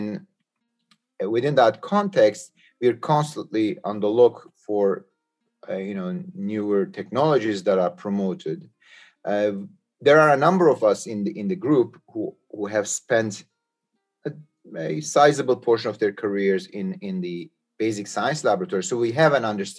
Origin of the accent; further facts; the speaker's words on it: Istanbul, Turkey; moved away; I am originally from Istanbul, Turkey